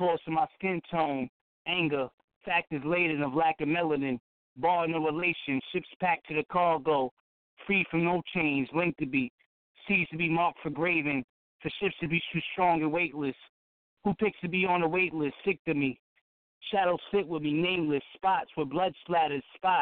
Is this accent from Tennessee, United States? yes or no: no; New York, United States; also born or lived in Massachusetts; I'm from New York. Well, you know, I'd be all over, man, you know. I was born out in Mass, raised in New York